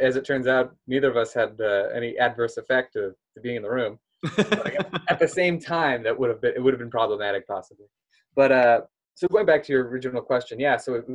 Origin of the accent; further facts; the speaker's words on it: Omaha, Nebraska, United States; moved away; also born or lived in Israel; I'm from Nebraska originally.